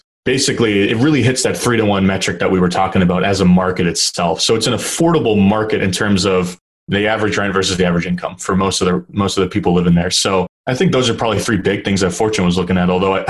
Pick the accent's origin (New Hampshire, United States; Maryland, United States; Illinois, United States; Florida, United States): New Hampshire, United States; moved away as an adult; also born or lived in Boston, Massachusetts; I just grew up a half an hour south of Manchester. And I grew up in New Hampshire.